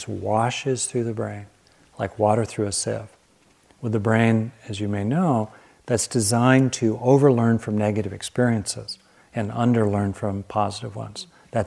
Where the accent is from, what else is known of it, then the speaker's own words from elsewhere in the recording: Southern California, United States; I grew up with lizards in Southern California